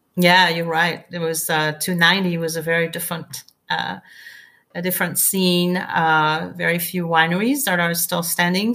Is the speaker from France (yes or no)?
yes; France; moved away as an adult; also born or lived in England; now in Texas, United States; I was born and raised in France